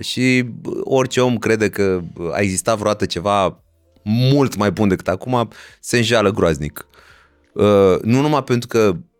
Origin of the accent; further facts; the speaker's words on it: Romania; ca români